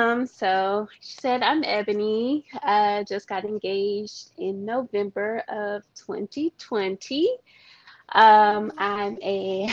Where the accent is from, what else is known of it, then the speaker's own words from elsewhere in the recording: Atlanta, Georgia, United States; I am from Atlanta. I will always rep Atlanta